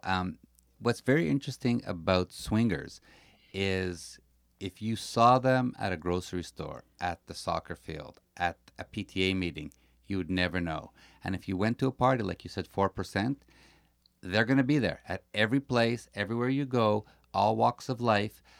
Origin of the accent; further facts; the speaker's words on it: Montreal, Quebec, Canada; We are from Montreal